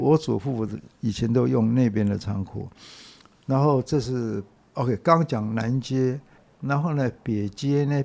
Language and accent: Chinese; Taipei, Taiwan; 我是在大稻城出生、长大、读书、结婚、生了第一个女儿